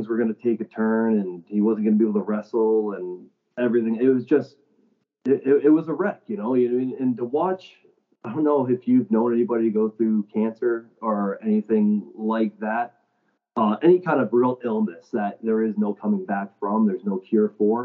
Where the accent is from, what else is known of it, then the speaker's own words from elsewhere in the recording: St. Catharines, Ontario, Canada; we're both from St. Catharines, right? Like, we're both local